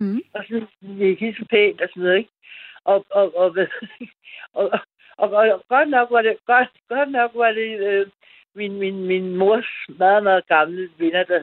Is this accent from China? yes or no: no; Gentofte, Capital Region of Denmark, Denmark; now in Copenhagen, Denmark; jeg kommer fra Gentofte.